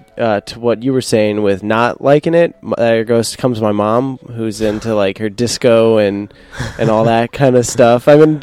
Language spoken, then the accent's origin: English; Long Island, New York, United States; moved away; I'm also from Long Island originally.